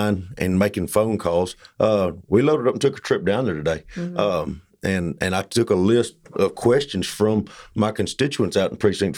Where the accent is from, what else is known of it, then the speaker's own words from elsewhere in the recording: Blooming Grove, Texas, United States; I'm from Blooming Grove.